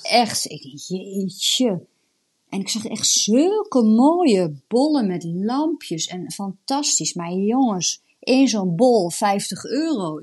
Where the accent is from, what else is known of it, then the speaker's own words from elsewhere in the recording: the east of the Netherlands, Netherlands; ik kom uit het oosten